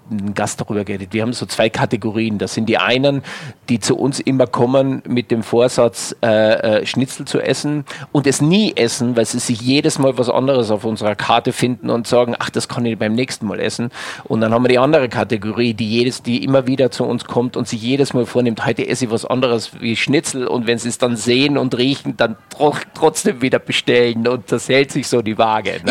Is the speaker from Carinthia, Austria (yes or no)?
yes; Wörthersee, Carinthia, Austria; moved away as an adult; now in Germany; Mir als Kärntner, ähm, ich komme vom Wörthersee